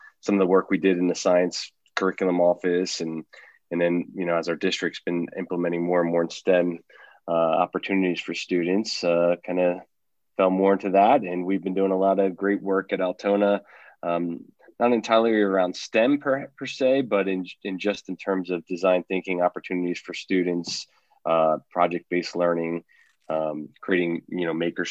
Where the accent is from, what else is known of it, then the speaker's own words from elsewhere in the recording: New Jersey, United States; now in Colorado, United States; I'm originally from New Jersey